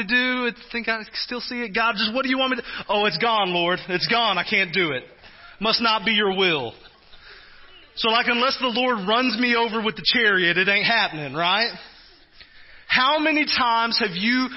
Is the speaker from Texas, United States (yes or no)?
yes; Texas, United States; now in Kansas, United States; I'm from Texas